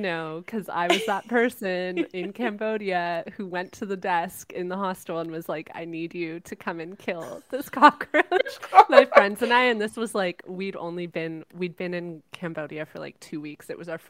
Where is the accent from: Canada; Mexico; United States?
Canada; now in Netherlands; a lot of people in Holland don't take their shoes off. And so moments like that, you're like, oh, I am Canadian.